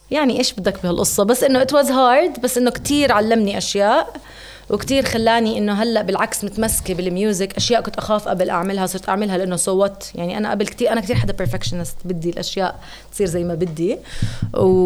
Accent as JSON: {"language": "Arabic", "country": "Jordan"}